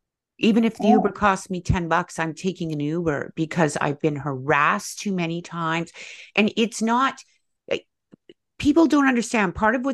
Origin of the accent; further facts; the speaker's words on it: West Coast, Canada; I'm also from the West Coast. I lived in Vancouver.